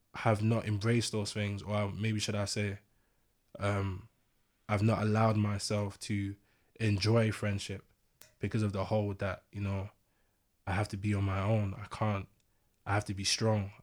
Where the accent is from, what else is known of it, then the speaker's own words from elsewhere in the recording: London, United Kingdom; I grew up in East London